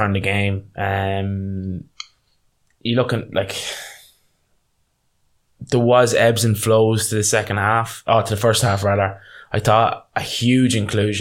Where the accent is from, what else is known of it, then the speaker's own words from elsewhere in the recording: Ireland; We're Irish, so we come from kind of union backgrounds